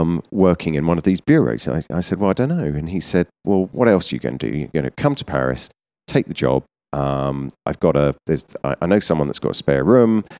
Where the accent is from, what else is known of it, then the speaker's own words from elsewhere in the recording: Surrey, South East England, United Kingdom; I'm from, uh, about an hour south of London in Surrey